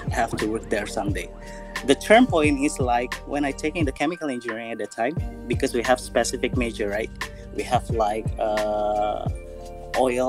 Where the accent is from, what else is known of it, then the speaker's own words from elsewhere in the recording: Balikpapan, East Kalimantan, Indonesia; I was born in Balikpapan, like grew up in the city